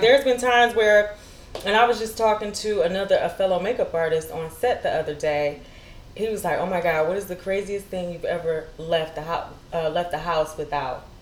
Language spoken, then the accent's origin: English; Detroit, Michigan, United States; moved away as an adult; also born or lived in Miami / Atlanta; now in California, United States; I grew up in Detroit, Michigan